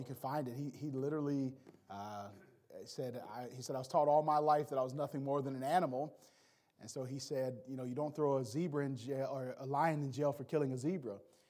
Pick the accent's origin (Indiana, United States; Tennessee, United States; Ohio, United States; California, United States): Indiana, United States; Gary; born there; But I was born in Gary, Indiana. At the time I was born there in 1981, it was the murder capital of the United States.